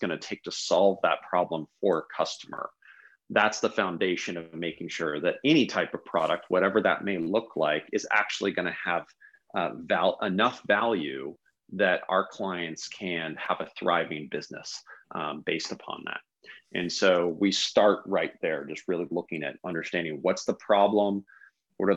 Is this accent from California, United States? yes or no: yes; Palo Alto, California, United States; I grew up in Palo Alto as a young kid.